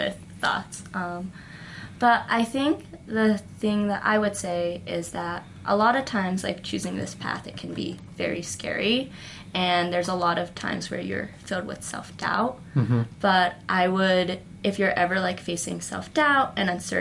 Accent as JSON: {"language": "English", "country": "United States", "said": "I'm an American."}